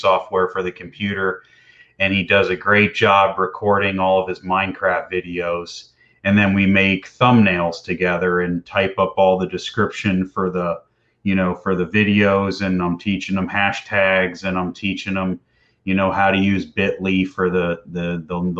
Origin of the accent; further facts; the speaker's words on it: Tampa, Florida, United States; growing up in Tampa here, I used to go out on the water a lot